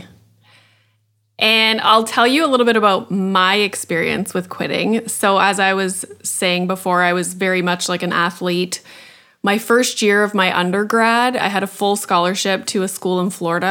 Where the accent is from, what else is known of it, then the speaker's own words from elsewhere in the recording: Sudbury, Ontario, Canada; I'm from Sudbury, which is like a tiny city in Northern Ontario.